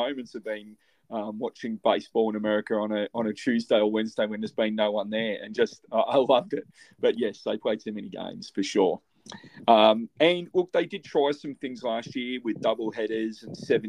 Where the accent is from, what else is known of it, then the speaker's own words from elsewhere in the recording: Australia; as an Australian